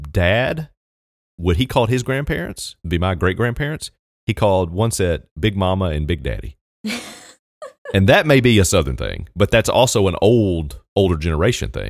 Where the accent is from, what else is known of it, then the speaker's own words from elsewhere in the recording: New Zealand; I'm from New Zealand